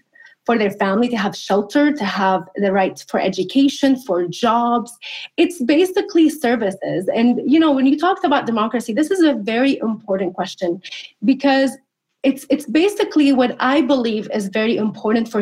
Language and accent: English; Syria; also born or lived in California; now in United States; somebody who grew up under the Assad regime